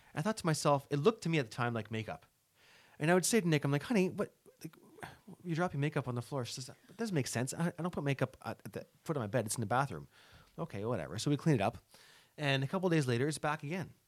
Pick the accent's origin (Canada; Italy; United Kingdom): Canada; LaSalle, Ontario; I grew up in La Salle